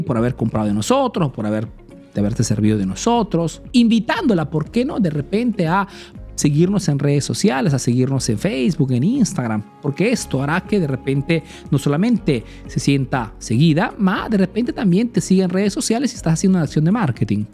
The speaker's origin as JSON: {"language": "Spanish", "country": "Peru", "moved": "yes", "lives_now": "Italy"}